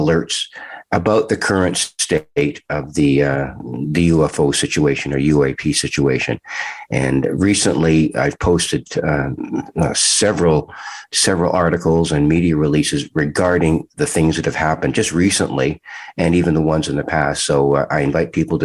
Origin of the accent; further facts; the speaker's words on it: Toronto, Ontario, Canada; We had our own rink out in the back of our home in Toronto